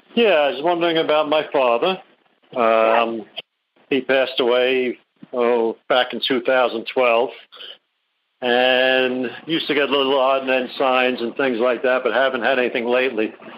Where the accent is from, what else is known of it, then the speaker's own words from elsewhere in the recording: Long Island, New York, United States; now in South Carolina, United States; I grew up on Long Island.